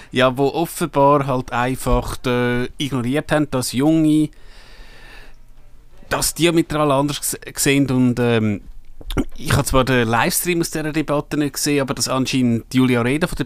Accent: Switzerland; da können wir als Schweizer nicht viel machen.

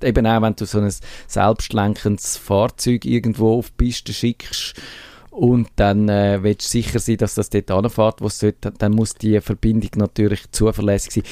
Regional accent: Switzerland; bei uns in der Schweiz

